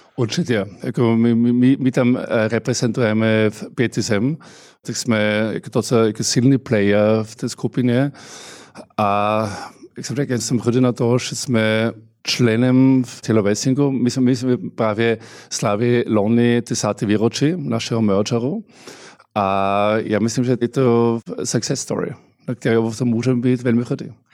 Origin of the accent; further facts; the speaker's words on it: Austria; Czech is a second language; now in Czech Republic; já jsem samozřejmě hrdý Rakošánem